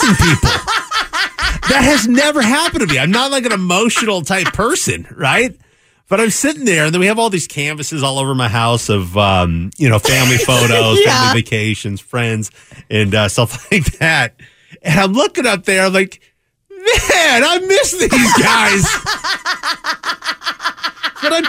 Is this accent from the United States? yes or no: yes; Pacific Northwest, United States; now in Arizona, United States; I'm from the Pacific Northwest. I got family and friends up there